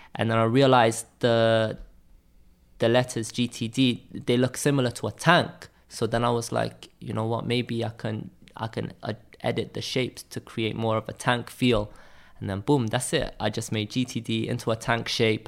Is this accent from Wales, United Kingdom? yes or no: yes; Cardiff, Wales, United Kingdom; I'm not from London, I'm from Wales.